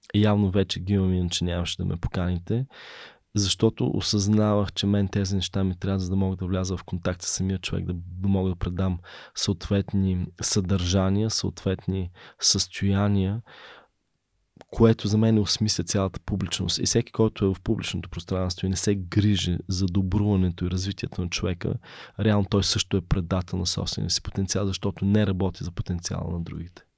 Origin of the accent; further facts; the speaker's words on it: Bulgaria; also born or lived in Berlin; Аз съм първият българин завършил в Берлин